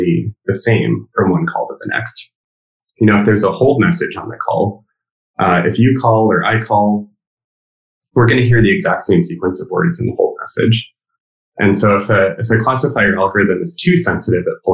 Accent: California, United States; me as a Californian

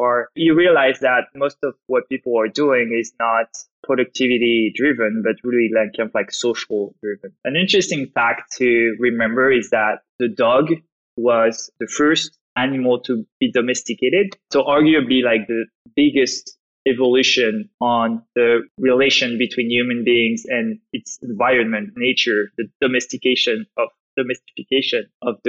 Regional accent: France; accent: French; English is a second language; as you can probably hear from my accent, I'm French. I grew up in France, went to study in France

